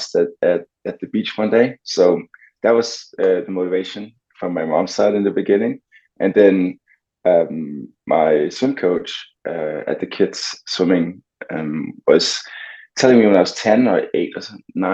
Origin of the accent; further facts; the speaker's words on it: Copenhagen, Capital Region of Denmark, Denmark; moved away as an adult; I'm actually from Copenhagen, but I have lived abroad for years in the past because of swimming